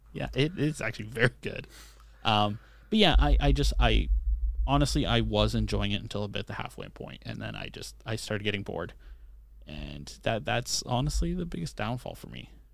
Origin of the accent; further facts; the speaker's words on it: Canada; I'm Canadian